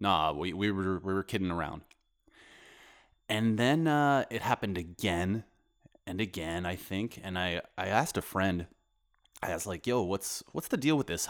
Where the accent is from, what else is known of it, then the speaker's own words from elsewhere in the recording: Canada; now in Poland; I'm a Canadian